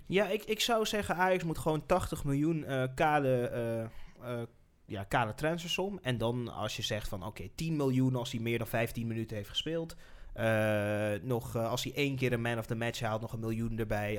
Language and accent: Dutch; Netherlands; wij gewoon als Nederlanders